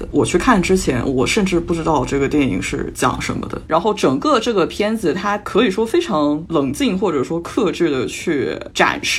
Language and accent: Chinese; China; now in Vancouver, Canada; 尤其像我们中国人是可以能共情到的。